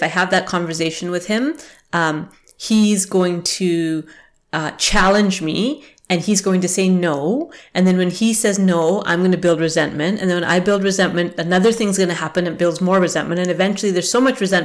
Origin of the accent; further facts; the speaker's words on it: Canada; also born or lived in England; when I was 5 years old and we immigrated to Canada, and I felt like I had to fake it. I had to change my accent. I was British. I was born in England.